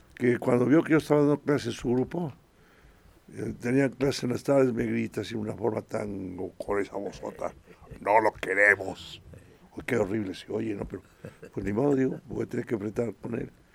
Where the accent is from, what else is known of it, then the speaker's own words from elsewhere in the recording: Puebla, Mexico; also born or lived in Santiago Acatlán, Puebla; estuve ahí hasta los siete años. A los siete años vine para la ciudad de Puebla